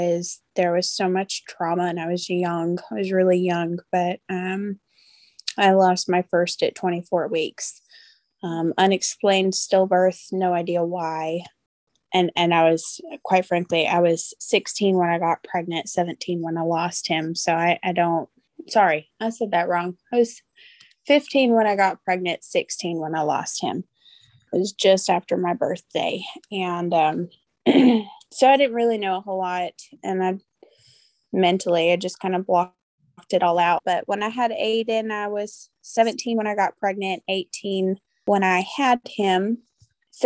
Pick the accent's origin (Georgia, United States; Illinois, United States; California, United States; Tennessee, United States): Tennessee, United States; Nashville; I was born and raised in Nashville, Tennessee. I've lived here my whole life